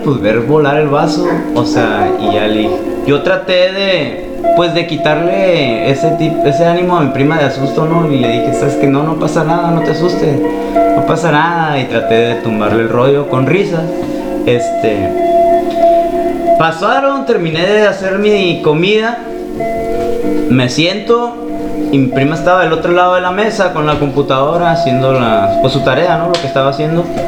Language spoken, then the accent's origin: Spanish; La Paz, Baja California Sur, Mexico; Yo soy de aquí de La Paz y vengo de la colonia Chametla